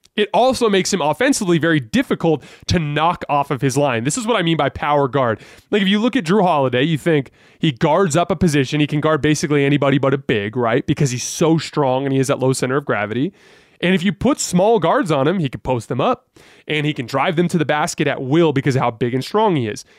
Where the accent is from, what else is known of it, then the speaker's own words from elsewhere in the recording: Tucson, Arizona, United States; I was born and raised in Tucson, Arizona